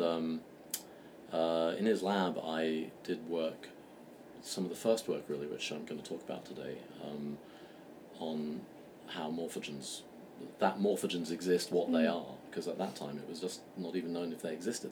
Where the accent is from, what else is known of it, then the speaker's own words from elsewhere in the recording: London, United Kingdom; moved away as an adult; also born or lived in Berkeley / Boston; in 2005, I came back to London, which is my hometown